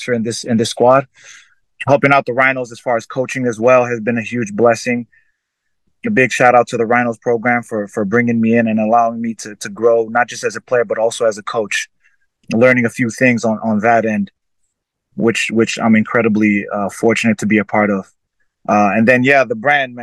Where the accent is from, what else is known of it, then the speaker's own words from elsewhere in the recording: Fiji; now in United States; someone that has come from growing up in Fiji, where rugby was always a part of my life